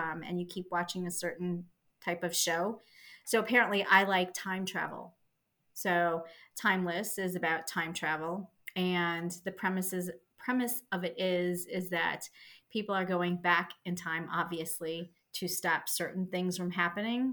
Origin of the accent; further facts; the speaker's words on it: Scotland, United Kingdom; I'm Scottish